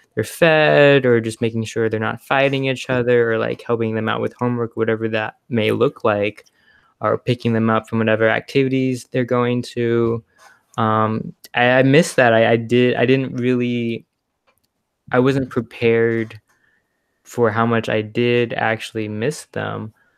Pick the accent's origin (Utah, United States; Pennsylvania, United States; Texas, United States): Texas, United States; Houston; also born or lived in Connecticut; I'm from Houston. I live in Houston. My family lives, lives in Houston, but I go to the University of Connecticut